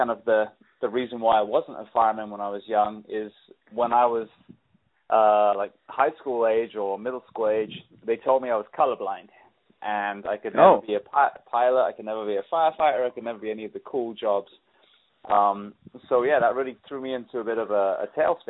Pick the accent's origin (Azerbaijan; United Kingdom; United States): United Kingdom; England; moved away; I grew up in England